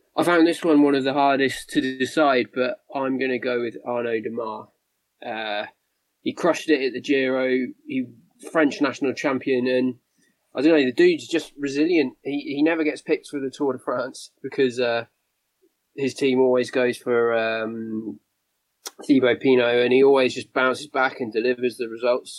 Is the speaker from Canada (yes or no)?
no; United Kingdom; as a Brit